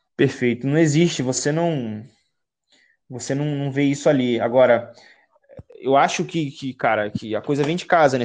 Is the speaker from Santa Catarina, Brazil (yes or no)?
no; Baixada Fluminense, Rio de Janeiro, Brazil; Eu sou do Rio de Janeiro, certo, da Baixada Fluminense